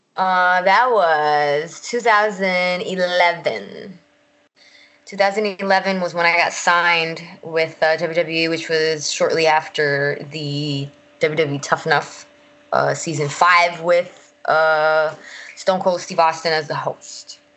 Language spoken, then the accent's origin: English; Puerto Rico; moved away as an adult; also born or lived in United States (born); now in Florida, United States; I was raised in Puerto Rico